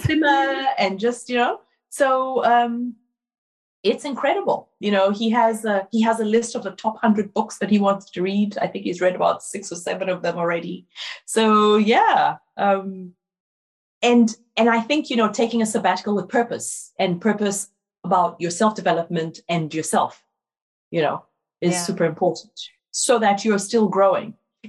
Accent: Ghana; born there; moved away; also born or lived in Brazil / France; Like, I was born in Ghana, I lived in Brazil, I went to university in France. I can travel.

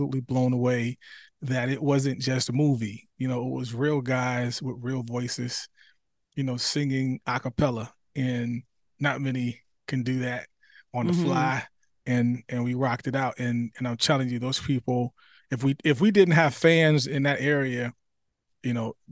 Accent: New Jersey, United States; moved away as an adult; now in South Carolina, United States; I'm originally from New Jersey

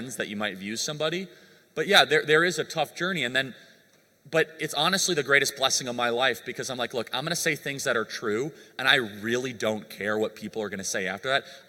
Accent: United States; I grew up in America

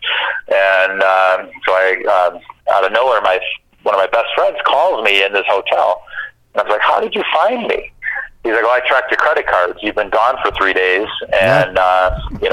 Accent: Chicago, Illinois, United States; moved away as an adult; also born or lived in Michigan; I grew up in Chicago, so my family and friends are all there

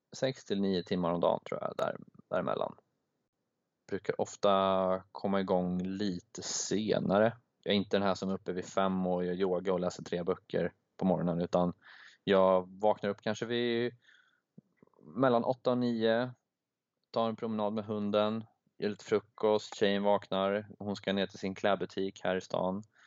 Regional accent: Sweden; moved away; jag är från Sverige

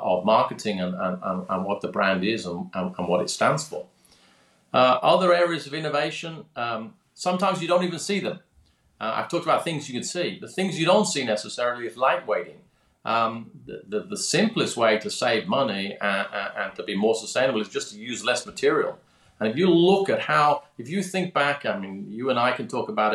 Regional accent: Birmingham, West Midlands, United Kingdom; moved away; also born or lived in London; I grew up in Birmingham, that's Birmingham, England, not Birmingham, Alabama

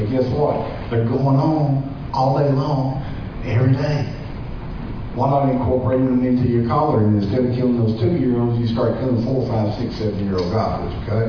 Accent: Mississippi, United States; I'm from Mississippi.

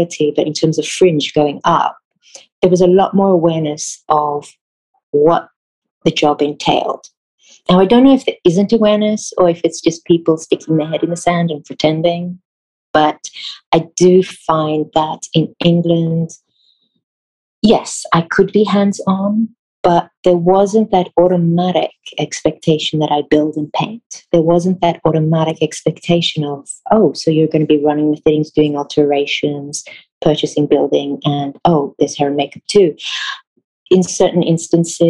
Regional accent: Israel; English is a second language; moved away as an adult; also born or lived in South Africa / United Kingdom; now in United States; I grew up in Israel all my life

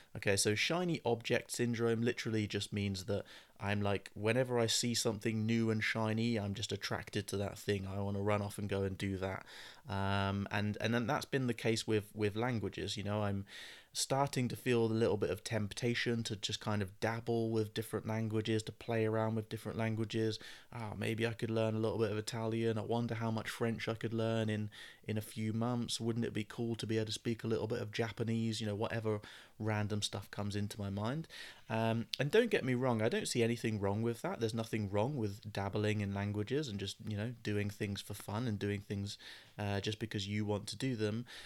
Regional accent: United Kingdom; accent: British English; first language English

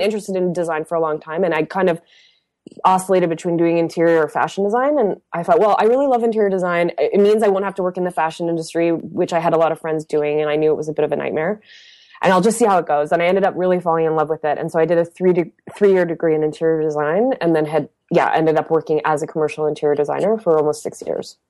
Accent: Windsor, Ontario, Canada; now in Montreal, Canada; I grew up in a blue collar, um, industrial town called Windsor, Ontario

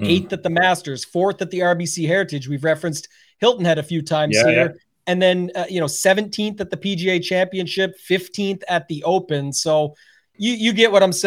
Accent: Canada; I couldn't come on as the Canadian and not bring a Canadian.

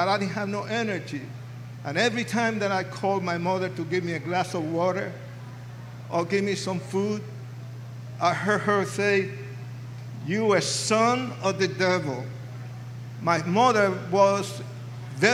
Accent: New York City, New York, United States; moved away as an adult; also born or lived in Puerto Rico / California; now in Colorado Springs, United States; I was born in Puerto Rico. Raised in New York City, educated in California, and confused in Colorado Springs, Colorado.

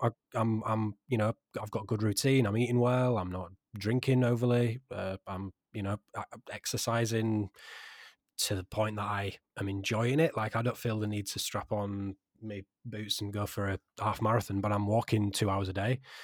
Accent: Yorkshire and the Humber, United Kingdom; I'm a Yorkshireman

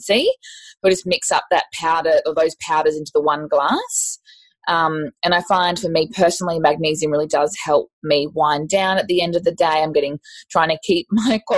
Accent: Queensland, Australia; I'm also from Queensland

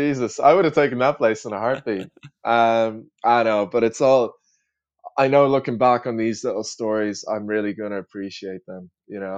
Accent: Ireland; also born or lived in United States; being an Irish person over in the States

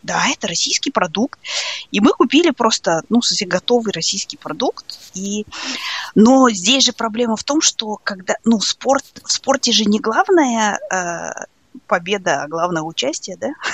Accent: East Kazakhstan Region, Kazakhstan

